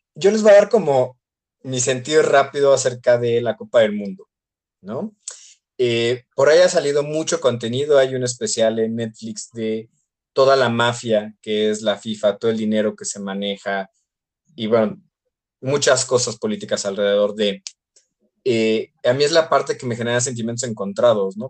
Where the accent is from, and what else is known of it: Mexico